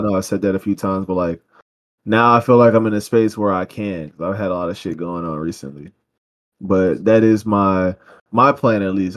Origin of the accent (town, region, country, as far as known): United States